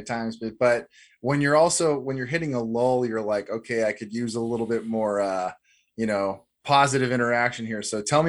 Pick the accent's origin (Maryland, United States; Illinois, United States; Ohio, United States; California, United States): California, United States; Corona; in my hometown, mine and Tim's hometown of Corona here in Southern California